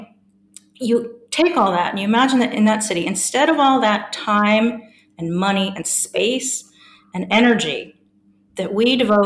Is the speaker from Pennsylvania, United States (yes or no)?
no; San Francisco, California, United States; moved away as an adult; also born or lived in Melbourne, Australia; now in Durham, United Kingdom; I'm an American by birth, and I grew up in the fabulous city of San Francisco